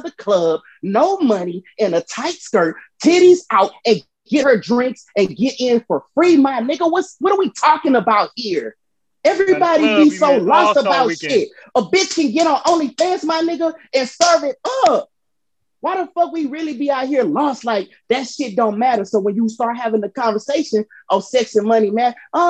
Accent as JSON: {"language": "English", "town": "Houston", "region": "Texas", "country": "United States", "said": "I'm from South Park"}